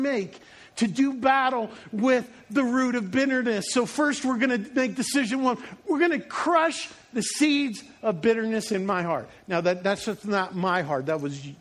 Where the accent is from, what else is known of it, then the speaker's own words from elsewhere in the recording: Long Island, New York, United States; I grew up in the Northeast. I was living on Long Island, not the nice parts that they show in like TV.